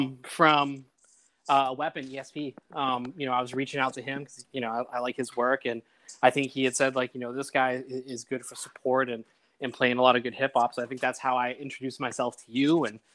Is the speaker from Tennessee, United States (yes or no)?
no; Dartmouth, Massachusetts, United States; moved away as an adult; also born or lived in Boston; now in Chicago, United States; So I'm from Dartmouth, Mass. Originally, I lived in Boston for 13 years. I'm 41, and I moved to Chicago 4 years ago, you know, for job opportunities and things popped up.